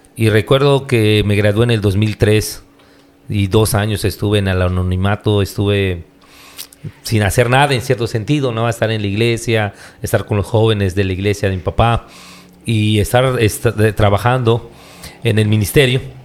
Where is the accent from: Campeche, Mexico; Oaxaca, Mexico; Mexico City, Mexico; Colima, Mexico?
Campeche, Mexico; Hool; yo soy de Ol